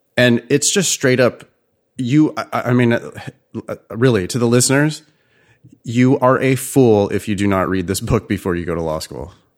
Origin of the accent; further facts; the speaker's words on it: California, United States; also born or lived in Boston; as a Californian